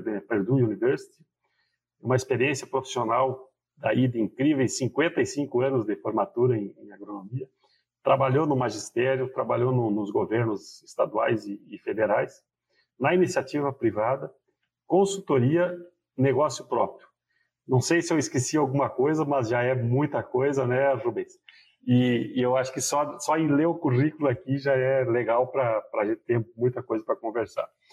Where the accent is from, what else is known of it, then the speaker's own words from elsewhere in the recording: Rio Grande do Sul, Brazil; eu sou gaúcho e o gaúcho usa o tu